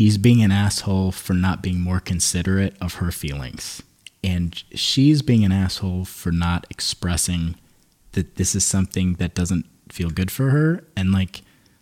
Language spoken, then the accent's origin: English; Midwest, United States; We're from the Midwest